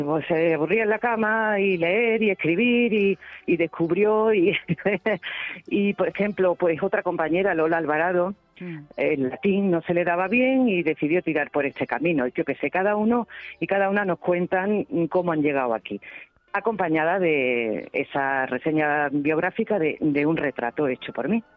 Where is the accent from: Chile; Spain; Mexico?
Spain; Cabra, Andalusia; Es que me he criado ahí